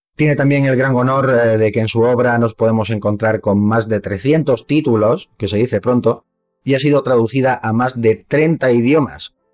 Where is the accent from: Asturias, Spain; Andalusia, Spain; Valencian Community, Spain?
Andalusia, Spain; Córdoba; now in Madrid, Spain; yo soy de Córdoba